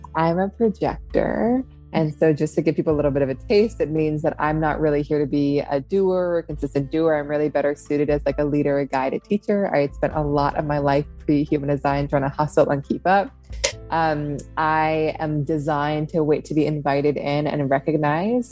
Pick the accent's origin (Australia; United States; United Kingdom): United States; Seattle, Washington; also born or lived in upstate New York; now in New York, United States; I grew up in Seattle. Um, in the city, my family's still there